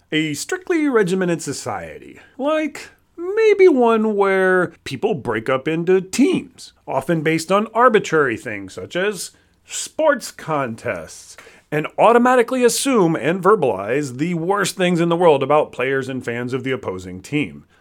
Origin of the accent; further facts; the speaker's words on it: Florida, United States; moved away; I'm originally from Florida